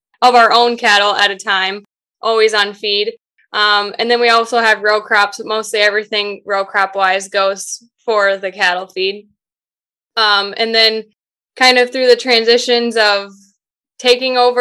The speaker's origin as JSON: {"language": "English", "town": "Cascade", "country": "United States", "tie": "born or raised there", "said": "Cascade, which is my hometown"}